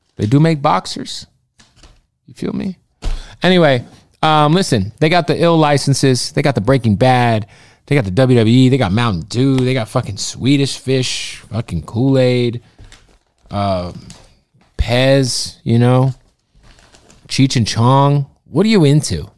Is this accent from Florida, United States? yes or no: no; Arizona, United States; now in Los Angeles, United States; I'm from Arizona